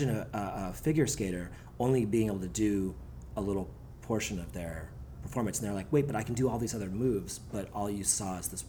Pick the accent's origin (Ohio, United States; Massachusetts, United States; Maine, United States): Massachusetts, United States; Cambridge; I grew up in Cambridge in Massachusetts